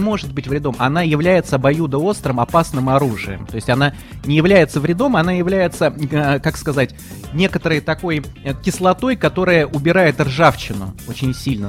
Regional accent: Moscow, Russia; Я москвич четвёртом поколении

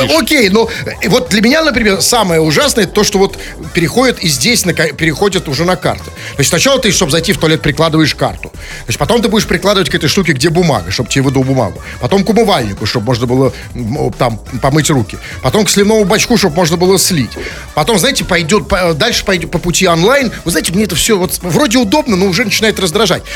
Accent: Saint Petersburg, Russia; мы петербуржцы, мы, как всегда, горды за все, что происходит в нашем городе

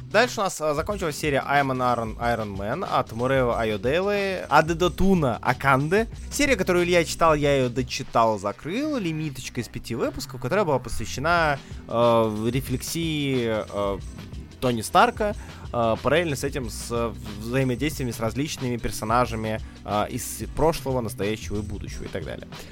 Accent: Saint Petersburg, Russia; Я как быдло из Питера

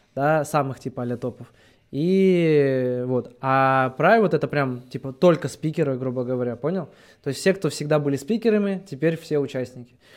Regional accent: Russia; я с Алтая сам

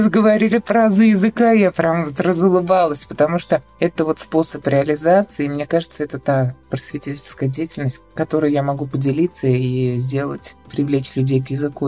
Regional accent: Kazan, Tatarstan, Russia; Я из Казани, я лингвист

